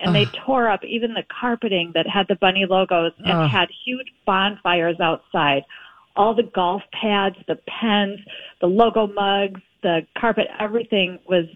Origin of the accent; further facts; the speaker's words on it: Milwaukee, Wisconsin, United States; I grew up in Milwaukee